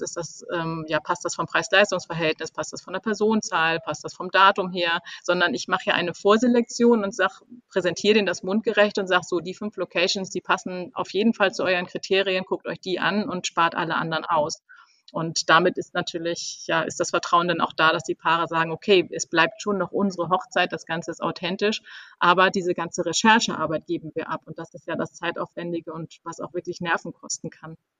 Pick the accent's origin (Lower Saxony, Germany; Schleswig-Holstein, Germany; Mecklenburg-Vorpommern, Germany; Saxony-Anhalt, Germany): Schleswig-Holstein, Germany; Kiel; moved away as an adult; now in Hamburg, Germany; ich komme eigentlich aus Kiel